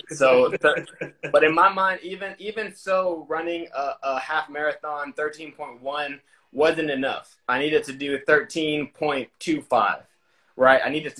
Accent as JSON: {"language": "English", "town": "Houston", "region": "Texas", "country": "United States", "tie": "born or raised there", "also_born_or_lived": "San Diego, United States / Japan", "said": "So I was born in San Diego, California. When I was two and a half, we relocated to Japan. I spent 3 years overseas in Japan. When I was five, we moved back to the U.S., where I mostly grew up in Houston, Texas."}